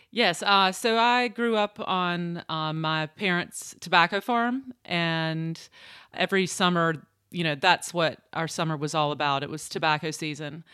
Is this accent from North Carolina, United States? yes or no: yes; Eastern North Carolina, United States; moved away as an adult; also born or lived in New York; I grew up in Eastern North Carolina